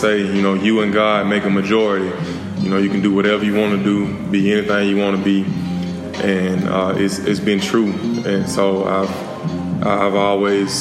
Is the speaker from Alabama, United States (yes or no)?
yes; Selma, Alabama, United States; moved away as an adult; also born or lived in Atlanta, Georgia; now in Dallas, United States; I'm from Selma. I have a big extended family